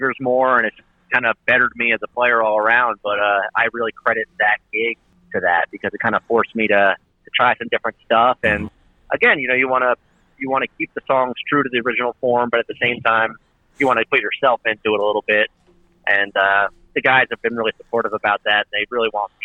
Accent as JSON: {"language": "English", "region": "New Jersey", "country": "United States", "tie": "born or raised there", "also_born_or_lived": "Pennsylvania / Philadelphia", "said": "I grew up in Jersey, and my mom's side of the family actually moved to Pennsylvania, so I kind of was split between the two"}